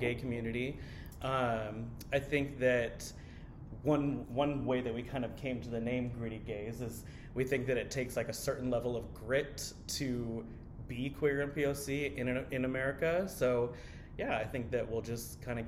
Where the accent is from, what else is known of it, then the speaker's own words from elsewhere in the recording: Portland, Oregon, United States; also born or lived in Chennai, India; I grew up in Portland. I was born in Chennai, India, adopted when I was a little baby